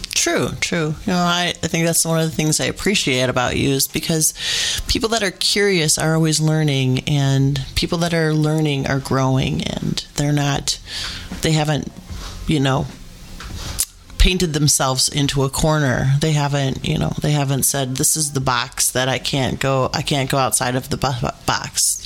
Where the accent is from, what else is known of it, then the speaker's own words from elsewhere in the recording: United States; as an American